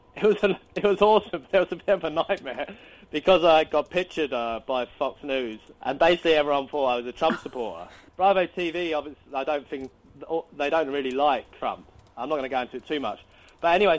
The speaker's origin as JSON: {"language": "English", "country": "United Kingdom", "said": "I'm British."}